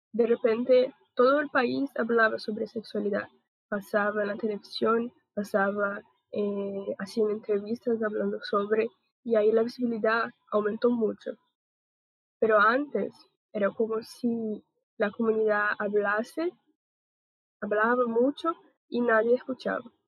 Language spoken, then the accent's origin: Spanish; Brazil; Spanish is a second language; tengo 21 años y soy de Brasil